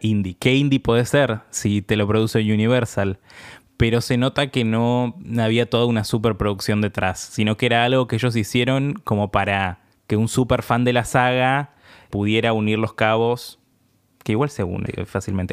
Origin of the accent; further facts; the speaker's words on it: Argentina; nosotros que somos de Argentina